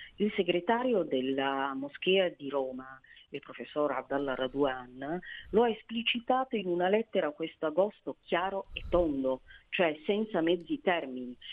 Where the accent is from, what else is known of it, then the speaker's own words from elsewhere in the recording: Somalia; now in Italy; sono somala, eh, ed è quel, sufi, quel sufismo che è sotto attacco da anni nel mio paese